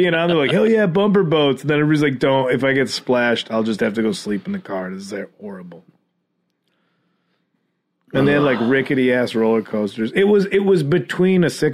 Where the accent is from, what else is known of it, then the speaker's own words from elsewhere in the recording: Chicago, Illinois, United States; moved away; It was still my high school friends that we all still lived in Chicago